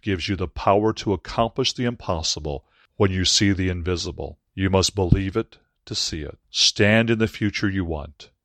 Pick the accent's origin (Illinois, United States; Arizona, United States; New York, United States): Illinois, United States; Aurora; Aurora University in Aurora, Illinois, my hometown